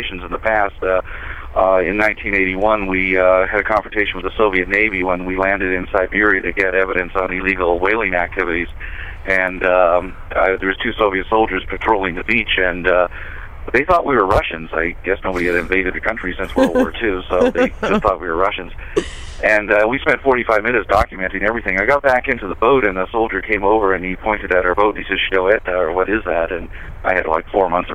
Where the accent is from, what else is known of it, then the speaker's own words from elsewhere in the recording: Atlantic Canada, Canada; also born or lived in Toronto; now in United States; I'm from Canada. I was born in Toronto, raised in a fishing village in the east coast of Canada, but I'm actually a U.S. citizen now